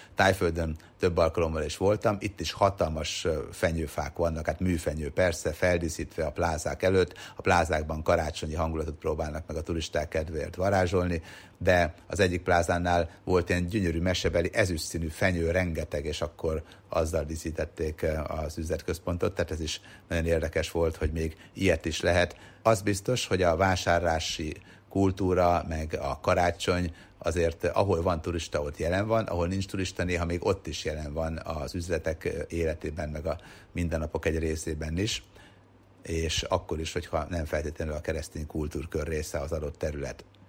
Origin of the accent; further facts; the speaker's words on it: Sopron, Győr-Moson-Sopron, Hungary; egyébként én Soproni vagyok